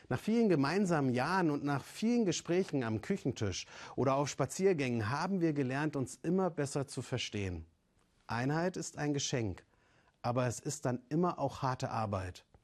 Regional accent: East Germany, Germany; Sie kommt aus dem Westen und ich, ich bin aus dem Osten. Wenn es die Wiedervereinigung nicht gegeben hätte, würden wir beide uns nicht kennen.

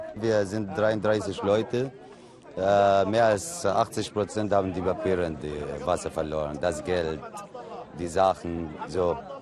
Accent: Syria; German is a second language; moved away as an adult; Wir kommen aus der Nähe von Damaskus

